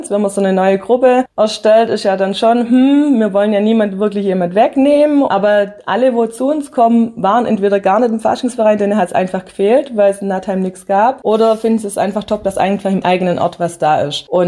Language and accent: German; Hüttlingen, Baden-Württemberg, Germany; now in Nattheim, Germany; Ich bin aus Hüttlingen, bin Herzog nach Nattheim und mir hat es dann einfach gefehlt.